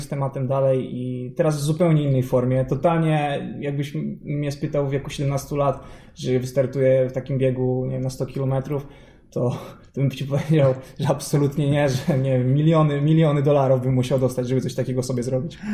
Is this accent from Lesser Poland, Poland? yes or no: no; Warsaw, Masovian Voivodeship, Poland; pochodzę z Warszawy